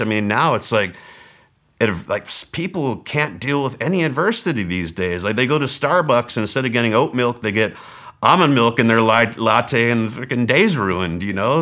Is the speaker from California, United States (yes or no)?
yes; Southern California, United States; moved away; also born or lived in Mesa, Arizona; I was from Southern California